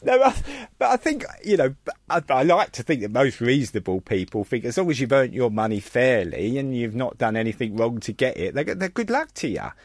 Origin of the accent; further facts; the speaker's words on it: London, United Kingdom; I was born in Bethnal Green